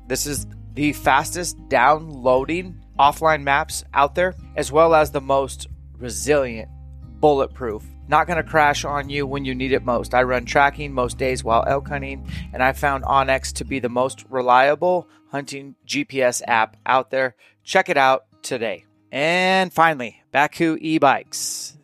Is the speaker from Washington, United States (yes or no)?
yes; Spokane, Washington, United States; moved away; I will do one small camp at my hometown